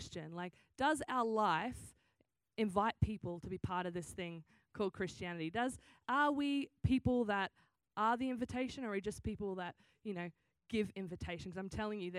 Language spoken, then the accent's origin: English; Australia; accent: Australian; now in San Diego, United States; I am Australian. That's why I sound funny. Every time someone's like, do you have a cold? Are you sick? No, this is just what an Australian accent sounds like.